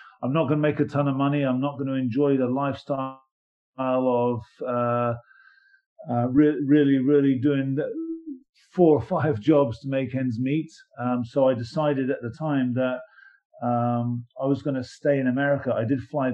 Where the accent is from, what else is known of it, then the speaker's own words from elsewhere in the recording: England, United Kingdom; moved away; growing up in England